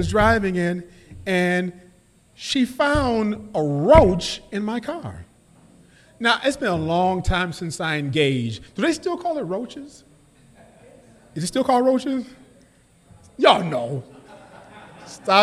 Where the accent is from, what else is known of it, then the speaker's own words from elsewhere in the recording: New York City, New York, United States; I was born in the States. I was born in New York City.